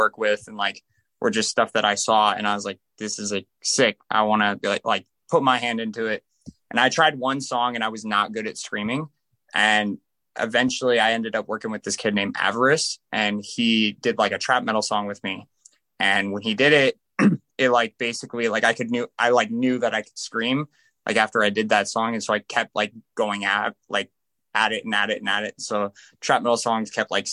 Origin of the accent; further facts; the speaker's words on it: Las Vegas, Nevada, United States; I'm from Vegas